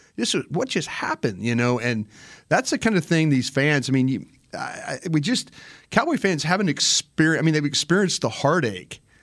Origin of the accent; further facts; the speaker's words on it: Dallas, Texas, United States; I'm from Dallas